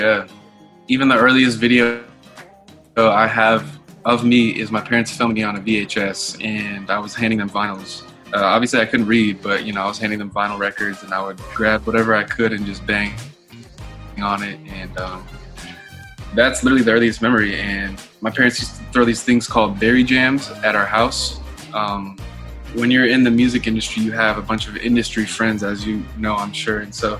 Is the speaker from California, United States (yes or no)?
yes; Los Angeles, California, United States; I was born and raised in Los Angeles, California, to amazing parents, amazing family.